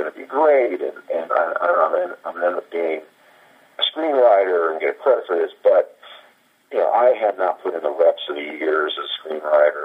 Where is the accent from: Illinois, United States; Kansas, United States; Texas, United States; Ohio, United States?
Kansas, United States; I'm a guy from Kansas